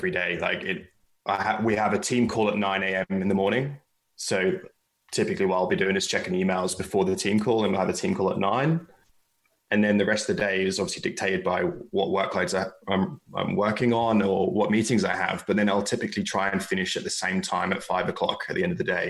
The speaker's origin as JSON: {"language": "English", "region": "England", "country": "United Kingdom", "said": "Being English"}